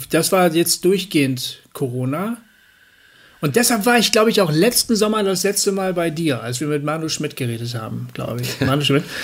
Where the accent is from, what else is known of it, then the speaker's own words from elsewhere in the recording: Germany; Und da muss man halt als Deutscher auch mal ein bisschen weiter reisen.